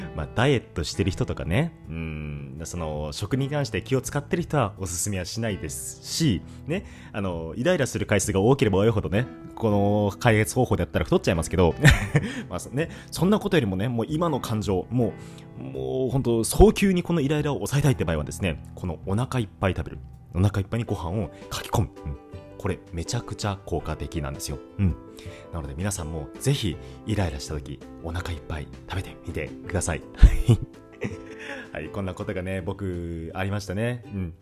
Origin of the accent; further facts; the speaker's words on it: Hokkaido, Japan; moved away; 僕、あの、北海道出身なんですけど